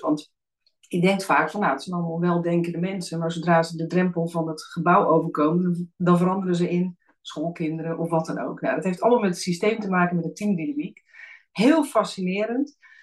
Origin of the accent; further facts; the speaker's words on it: Alphen aan den Rijn, South Holland, Netherlands; also born or lived in Friesland; Ik ben zelf in Friesland geboren. Maar mijn ouders zijn al heel snel naar het westen hè, vanwege werkgelegenheid in de 70s eh, verhuisd. Dus ik ben opgegroeid in Al van Rijn.